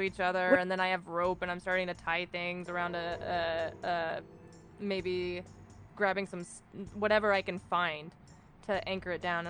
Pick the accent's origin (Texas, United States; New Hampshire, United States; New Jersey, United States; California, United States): Texas, United States; Oh, I am from Texas. I know them well.